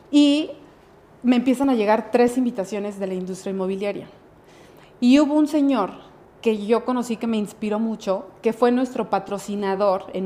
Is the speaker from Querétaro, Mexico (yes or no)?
yes; Querétaro, Mexico; also born or lived in Mexico City; yo nací en Ciudad de México, pero cinco años, a los cinco años me vine a vivir acá.